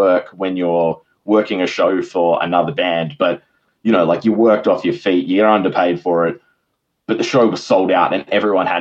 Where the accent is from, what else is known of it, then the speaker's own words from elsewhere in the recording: Perth, Western Australia, Australia; I had a lot of really good experiences in Perth growing up around the Soundworks guys